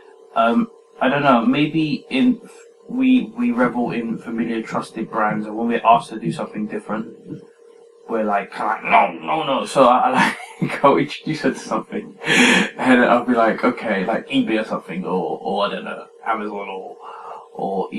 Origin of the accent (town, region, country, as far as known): England, United Kingdom